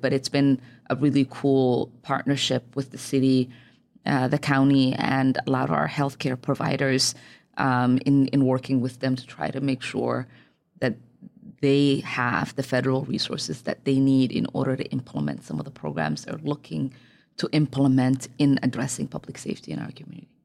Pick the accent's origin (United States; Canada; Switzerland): United States; Minneapolis, Minnesota; also born or lived in Somalia; growing up in Cedar back then